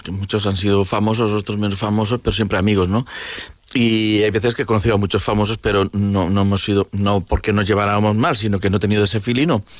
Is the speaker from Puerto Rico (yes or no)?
no; Valencian Community, Spain; soy valenciano, que estoy en Valencia y que en Valencia también somos artistas